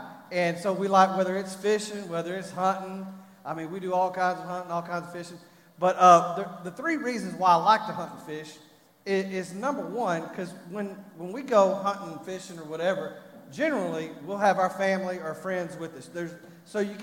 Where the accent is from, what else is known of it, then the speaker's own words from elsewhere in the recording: Texas, United States; I'm from Texas